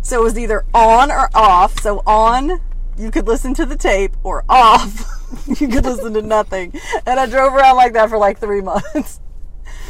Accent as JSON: {"language": "English", "town": "New Orleans", "region": "Louisiana", "country": "United States", "tie": "born or raised there", "said": "I grew up in New Orleans."}